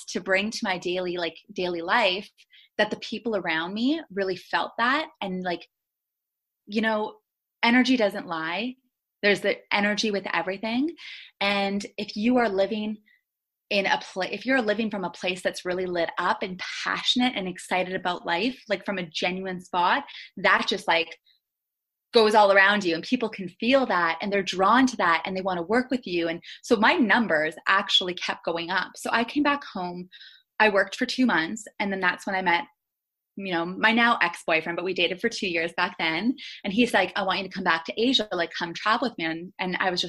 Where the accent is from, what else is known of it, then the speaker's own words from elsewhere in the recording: Thunder Bay, Ontario, Canada; moved away; So whenever I would come back home to Thunder Bay, my hometown